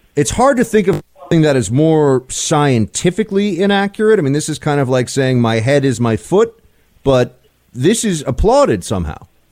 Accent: New York, United States; I am a New Yorker

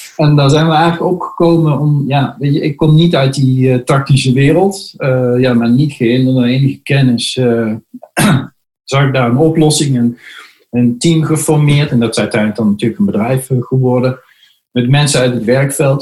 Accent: Netherlands

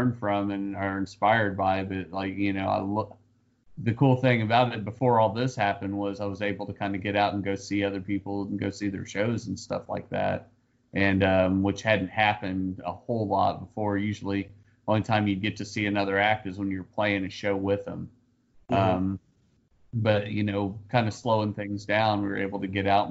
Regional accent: Kansas City, Missouri, United States; I grew up in Kansas City

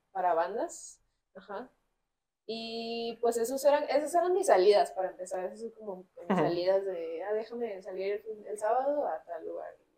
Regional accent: Culiacán, Sinaloa, Mexico; Nací en Culiacán, Sinaloa, este, en el noroeste del país

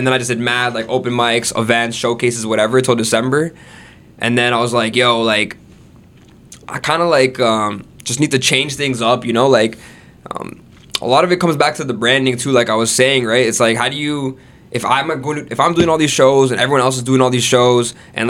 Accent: Florida, United States; born there; And earlier, like I was saying, I was born in Florida, right? So I have an American citizenship.

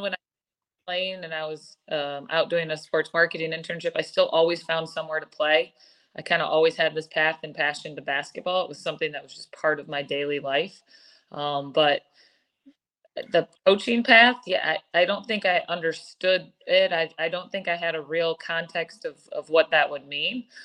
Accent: East Lansing, Michigan, United States; moved away; I'm from East Lansing, Eric, born and raised here

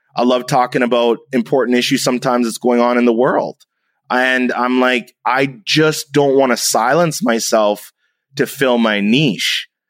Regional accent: Canada; I'm half German, I'm half Jamaican, I'm Canadian

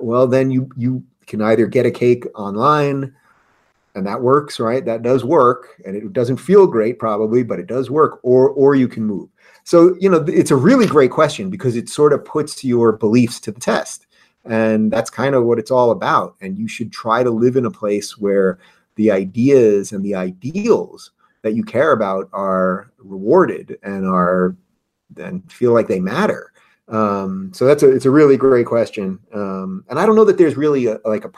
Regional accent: New York, United States; I'm from New York.

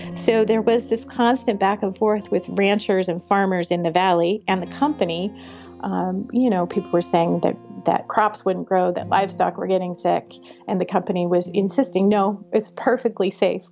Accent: Butte, Montana, United States; growing up in Butte, the culture between Butte and Anaconda was very different

